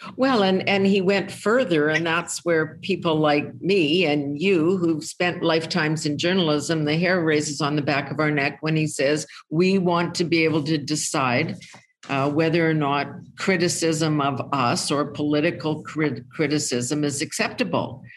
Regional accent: Canada; I'm a Canadian.

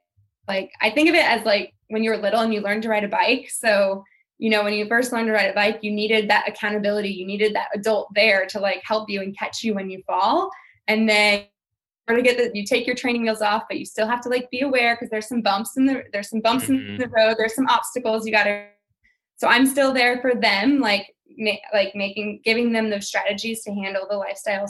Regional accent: St. Louis, Missouri, United States; moved away; I moved away from St. Louis, but I'm going home to St. Louis for Christmas

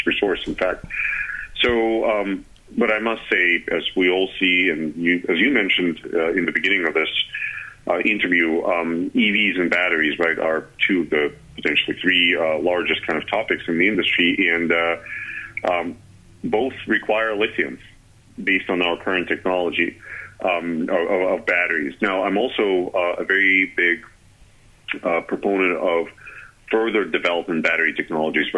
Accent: Russia; moved away as an adult; now in Charlottesville, United States; I am originally from Russia, and that's kind of where I started working

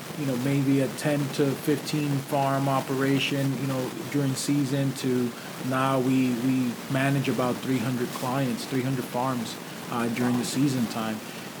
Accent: New York, United States; now in Palm Beach County, United States; When I lived in New York, originally I'm from New York

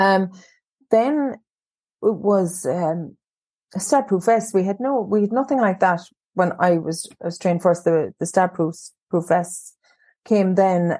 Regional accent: County Cork, Munster, Ireland; Yes, primarily County Cork, and um, I I've worked away in different counties, but um, I happened to return to my home county, and not far from where I grew up actually

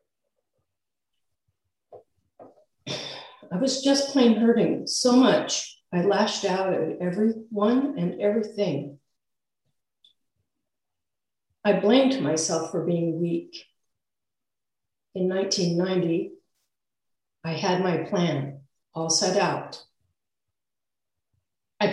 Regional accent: Forest Grove, Oregon, United States; I moved back to my hometown, Forest Grove, with two kids at 22

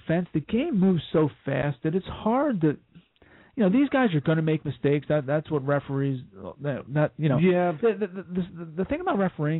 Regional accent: Voorhees, New Jersey, United States; I grew up in Voorhees.

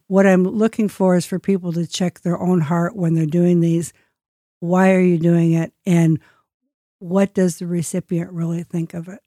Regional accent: United States; I'm the American guest

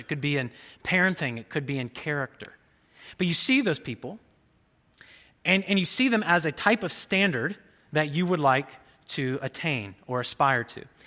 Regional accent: Jasper, Indiana, United States; my hometown in Jasper, Indiana

